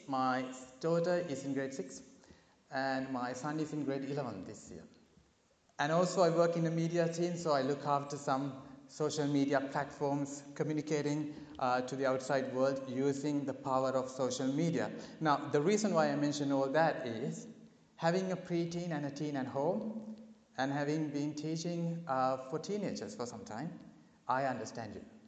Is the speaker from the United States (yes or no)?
no; Sri Lanka; moved away as an adult; now in Australia; I come from a beautiful island nation called Sri Lanka